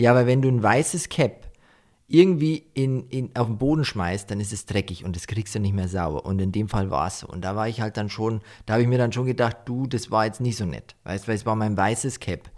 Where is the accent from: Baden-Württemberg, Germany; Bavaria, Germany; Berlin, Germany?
Bavaria, Germany; Deggendorf; Ich komme ja eigentlich nicht aus dem Dorf, wo wir jetzt leben, sondern ich war immer in Deckendorf. Mhm. Und da habe ich halt so halt meine Jugend verbracht